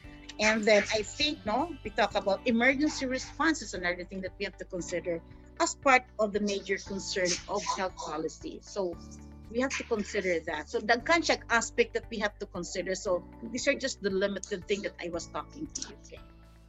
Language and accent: English; Philippines; So this is an issue that we're facing as a Filipino. That is a one in our country actually